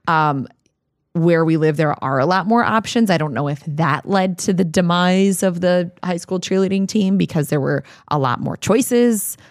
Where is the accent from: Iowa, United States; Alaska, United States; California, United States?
Iowa, United States; now in Minnesota, United States; my hometown still has a very active cheerleading program